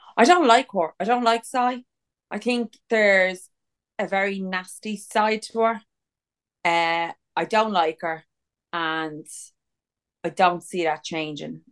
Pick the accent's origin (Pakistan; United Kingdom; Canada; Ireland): Ireland; We're from Ireland. We can't wear white ever because it's always fucking raining in this kip.